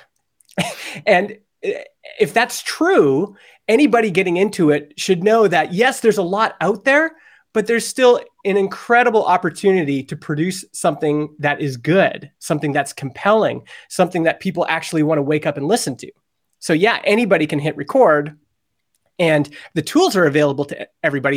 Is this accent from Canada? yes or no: yes; Alberta, Canada; I grew up in Alberta, and in Alberta, Canada, talk radio is huge.